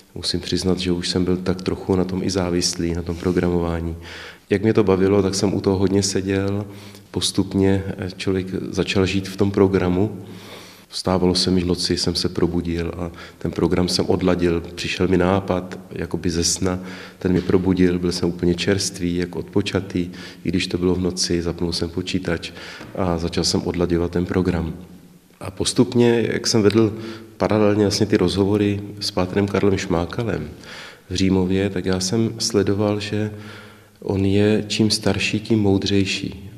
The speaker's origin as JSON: {"language": "Czech", "town": "České Budějovice", "region": "South Bohemian Region", "country": "Czechia", "tie": "born or raised there", "said": "Já jsem se narodil v Budějovicích 20. června roku 77"}